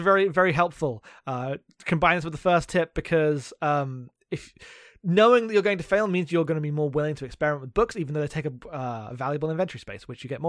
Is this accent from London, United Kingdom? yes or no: yes; London suburbs, United Kingdom; I'm from England.